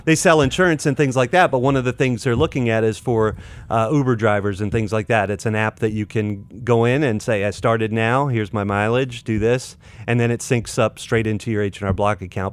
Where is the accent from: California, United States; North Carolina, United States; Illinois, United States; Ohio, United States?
North Carolina, United States; Clayton; I grew up in Clayton, North Carolina.